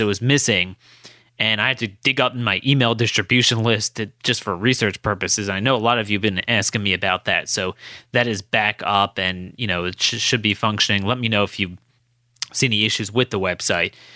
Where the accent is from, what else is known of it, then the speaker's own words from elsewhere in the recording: United States; as an American Jew